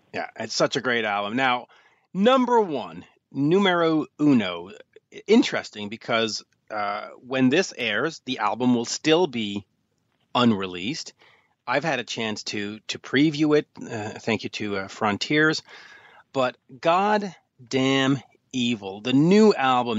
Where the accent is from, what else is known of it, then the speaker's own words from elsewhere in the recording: Canada; as a Canadian